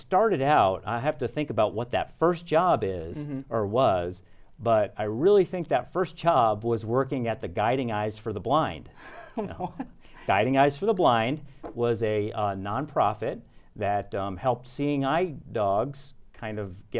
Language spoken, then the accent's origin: English; New York, United States; So basically, I grew up in Westchester County, New York, which is right outside of New York City.